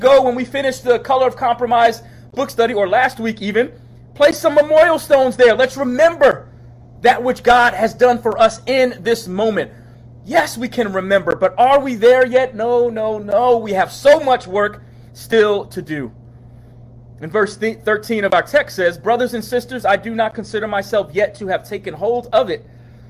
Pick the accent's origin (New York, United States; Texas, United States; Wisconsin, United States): New York, United States; moved away as an adult; now in Charlottesville, United States; We ain't from around here. 1997. As I near a close, I came here from New York, here being Charlottesville, a student at the University of Virginia